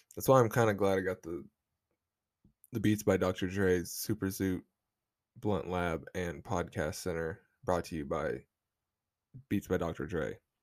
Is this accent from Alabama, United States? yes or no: no; Oklahoma, United States; I'm from Oklahoma. This is the South.